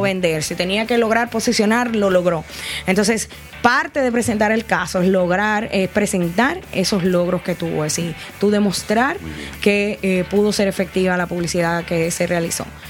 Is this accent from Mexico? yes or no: no; Dominican Republic; aparecíamos como República Dominicana